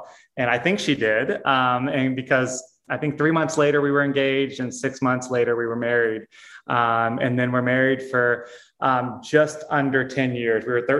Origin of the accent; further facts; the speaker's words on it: Texas, United States; also born or lived in St. Louis / Arizona / Hawaii; I grew up in Texas and then St. Louis and then lived in Arizona and Hawaii and here and there in a motorhome